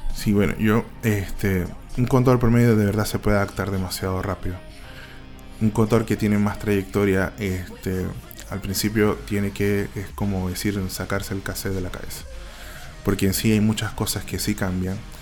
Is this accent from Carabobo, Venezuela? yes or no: no; Maracaibo, Zulia, Venezuela; moved away as an adult; now in Chile; vengo de Maracaibo, este, bueno, eh, soy licenciado